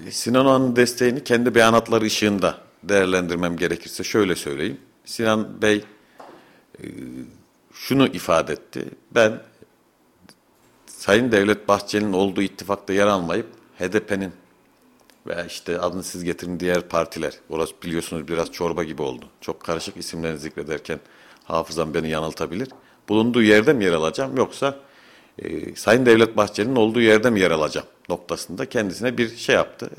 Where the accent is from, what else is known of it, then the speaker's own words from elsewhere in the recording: Fevzi Çakmak neighbourhood, Kayseri Province, Turkey; Fevzi Çakmak Mahallesi Çoruh Caddesi'nde bulunan Başbu Apartmanı var. Rahmetli dedemin yaptırdığı 1973 yılında. Ben o apartmanda büyüdüm.